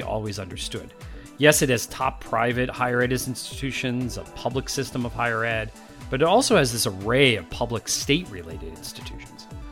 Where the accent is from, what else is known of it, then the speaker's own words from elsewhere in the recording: Wilkes-Barre, Pennsylvania, United States; I grew up in Pennsylvania